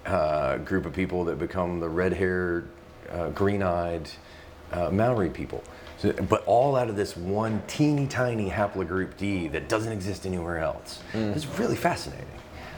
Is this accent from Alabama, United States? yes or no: yes; Mobile, Alabama, United States; But I grew up in Mobile